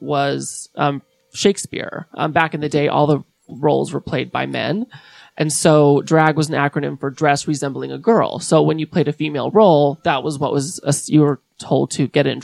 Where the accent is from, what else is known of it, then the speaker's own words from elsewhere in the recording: South Jordan, Utah, United States; I grew up in South Jordan, down south. Went to Bingham High, class of 2004